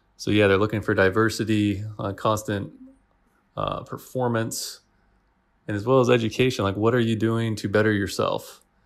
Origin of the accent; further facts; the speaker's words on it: Washington, United States; moved away as an adult; also born or lived in Italy / Germany; now in Kuwait; all of my family, and I grew up in Washington, so, you know, I'm biased towards Washington State.